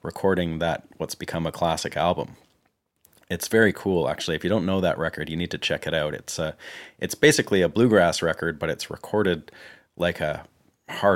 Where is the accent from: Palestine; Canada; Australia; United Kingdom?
Canada; moved away as an adult; now in Nashville, United States; I'm a Canadian guitarist, songwriter, producer, and engineer, and I've been living and working here in Nashville for the last 4 years